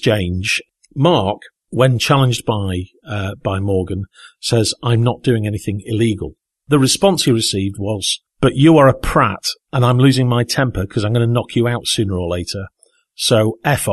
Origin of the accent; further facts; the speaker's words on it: Southport, North West England, United Kingdom; I was at the theatre in my hometown of Southport, Merseyside